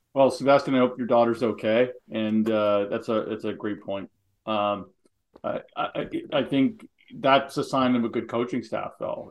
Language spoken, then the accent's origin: English; Halifax, Nova Scotia, Canada; we grew up in the East Coast, uh, Nova Scotia and Halifax